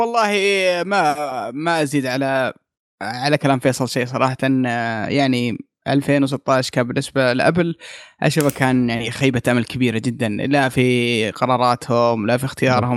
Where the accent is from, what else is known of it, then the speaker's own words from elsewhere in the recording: Saudi Arabia; عندنا في السعودية